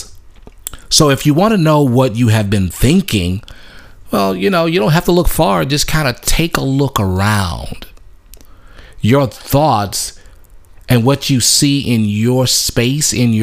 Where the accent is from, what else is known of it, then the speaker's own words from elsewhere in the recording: Louisiana, United States; I grew up in the in Louisiana